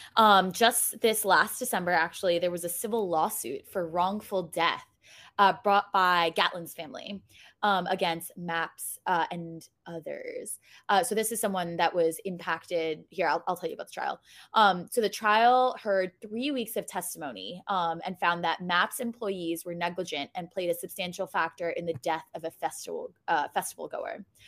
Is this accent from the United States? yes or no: yes; New York City, New York, United States; I'm from New York City